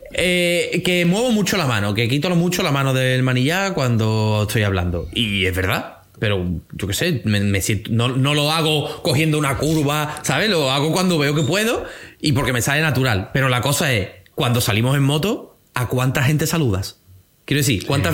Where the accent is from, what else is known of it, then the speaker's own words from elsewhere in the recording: Andalusia, Spain; como buen andaluz